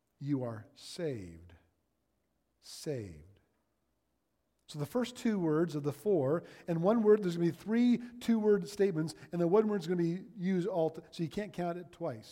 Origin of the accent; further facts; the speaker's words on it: Ontario, Canada; now in Alberta, Canada; I'm from Ontario